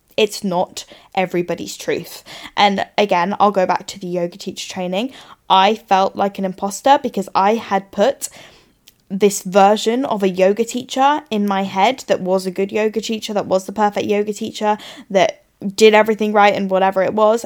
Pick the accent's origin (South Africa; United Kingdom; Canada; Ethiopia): United Kingdom; England; moved away as an adult; now in Australia; as we like to do as English people